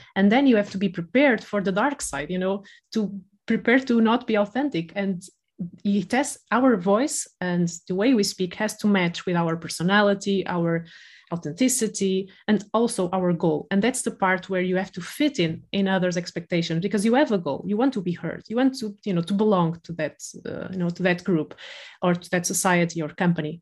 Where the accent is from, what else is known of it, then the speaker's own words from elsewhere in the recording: Porto, Norte, Portugal; accent: Porto; now in Lisbon, Portugal; I'm from the north of Portugal, I'm from Porto, and I moved to Lisbon